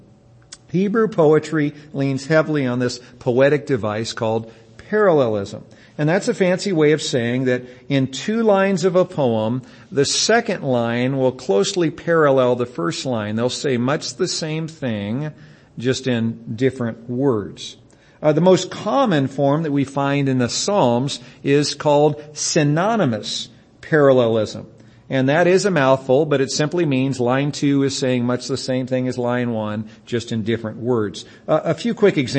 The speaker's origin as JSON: {"language": "English", "country": "United States", "said": "we as English-speaking Americans"}